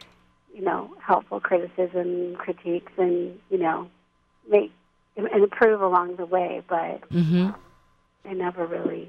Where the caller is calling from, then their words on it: Pennsylvania, United States; I'm calling in from Central Pennsylvania. Haven, Pennsylvania, to be exact.